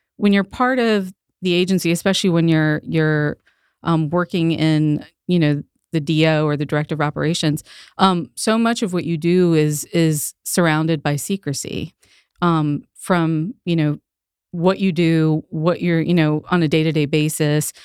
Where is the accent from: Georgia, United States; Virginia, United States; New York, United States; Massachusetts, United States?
Virginia, United States; Northern; born and raised in Northern Virginia. Northern Virginia is home for me.